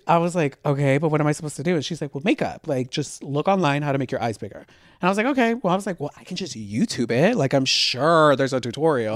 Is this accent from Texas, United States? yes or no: yes; Houston, Texas, United States; now in Los Angeles, United States; I was born in L A, but I moved to Houston when I was twelve